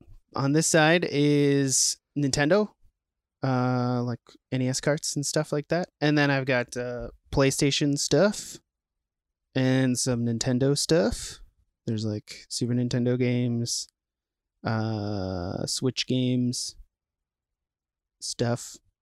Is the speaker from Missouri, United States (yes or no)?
no; St. Paul, Minnesota, United States; I am born and raised in St. Paul. I went to school for film. So I am a local film scholar.